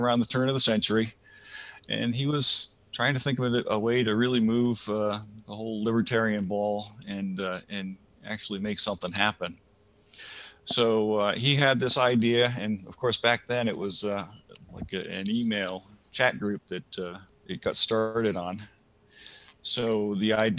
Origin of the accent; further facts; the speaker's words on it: Rhode Island, United States; moved away as an adult; also born or lived in Ithaca, New York; now in New Hampshire, United States; I grew up in Rhode Island, moved to New York for a little bit.